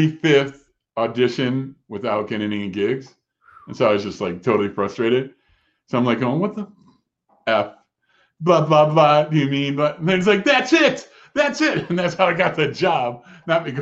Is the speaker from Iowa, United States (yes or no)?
no; Chicago, Illinois, United States; moved away; I'm from Chicago